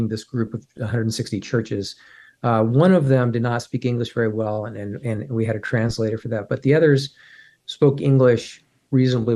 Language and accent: English; United States; as an American